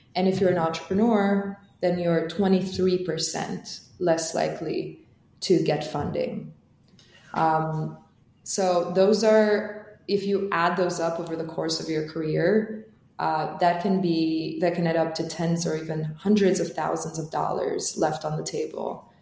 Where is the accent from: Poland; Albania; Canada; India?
Albania; Tirana, Tirana County; English is a second language; moved away as an adult; now in United States; So I grew up in Tirana, which is the capital of Albania.